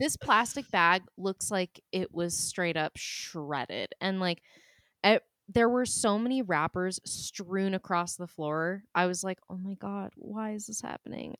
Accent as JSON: {"language": "English", "region": "New Hampshire", "country": "United States", "tie": "born or raised there", "said": "I was born in New Hampshire"}